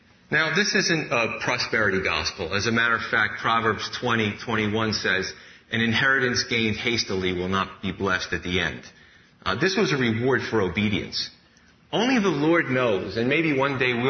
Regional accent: New York City, New York, United States; Growing up in Staten Island, I thought there was only two types of people, Italian and Irish.

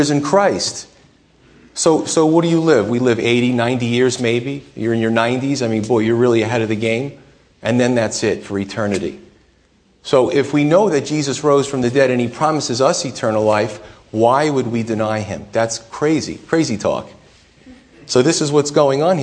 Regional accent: United States; us to swallow as Americans

